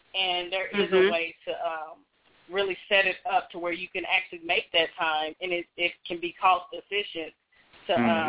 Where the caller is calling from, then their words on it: Kentucky, United States; Hello, this is … calling from Kentucky.